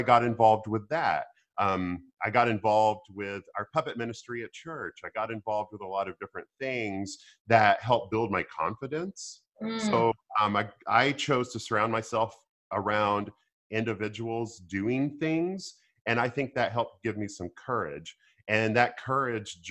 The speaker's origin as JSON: {"language": "English", "region": "Arkansas", "country": "United States", "tie": "born or raised there", "said": "I grew up in Arkansas"}